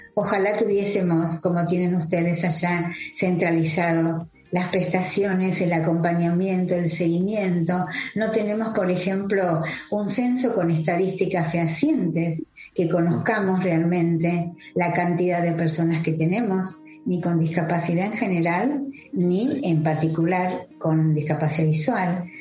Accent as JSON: {"language": "Spanish", "country": "Argentina", "said": "soy cofundadora de Nuestra Visión Argentina"}